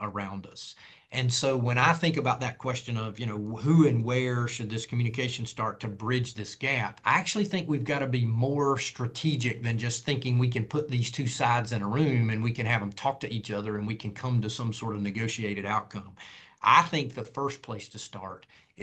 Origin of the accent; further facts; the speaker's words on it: North Carolina, United States; having lived through some of that here in my home state